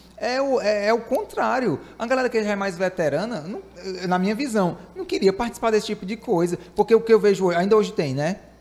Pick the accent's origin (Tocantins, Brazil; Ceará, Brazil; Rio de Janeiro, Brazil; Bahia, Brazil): Ceará, Brazil; eu sou do Ceará.